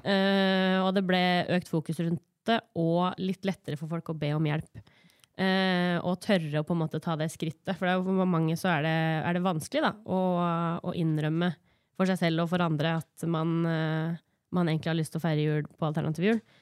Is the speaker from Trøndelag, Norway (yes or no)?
no; Gjøvik, Innlandet, Norway; Jeg sier oftest at jeg er fra Gjøvik fordi folk ikke veit hvor Hunndølen er, men jeg er hunndøling